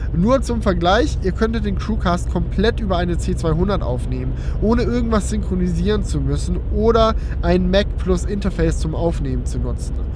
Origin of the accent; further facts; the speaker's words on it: Schönbuch area, Baden-Württemberg, Germany; meine gute alte Schönbuchbahn aus meiner Heimat